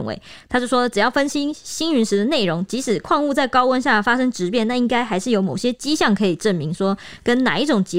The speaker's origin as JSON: {"language": "Chinese", "country": "Taiwan", "said": "我们台湾人超迷信，就是很信佛教这些就是信仰的东西"}